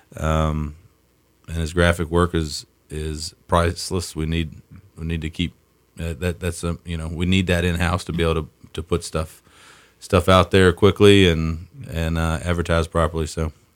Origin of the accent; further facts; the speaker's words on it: Southern Virginia, United States; moved away as an adult; also born or lived in Davis, West Virginia; now in Sandpoint, United States; I was born and raised in Southern Virginia